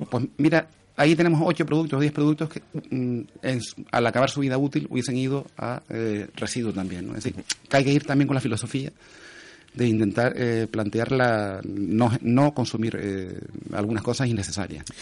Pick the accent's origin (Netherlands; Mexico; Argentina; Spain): Spain; Telde, Canary Islands; Yo soy de Telde